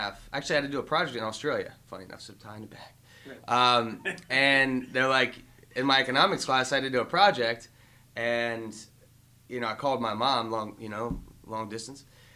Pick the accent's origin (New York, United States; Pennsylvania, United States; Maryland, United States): Maryland, United States; Howard County; I grew up in Howard County, Maryland